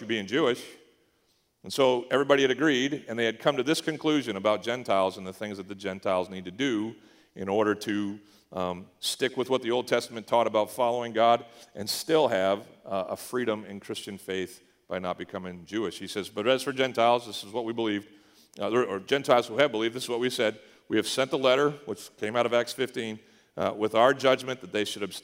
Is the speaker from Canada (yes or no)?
yes; Eastern Canada, Canada; moved away; we grew up in Eastern Canada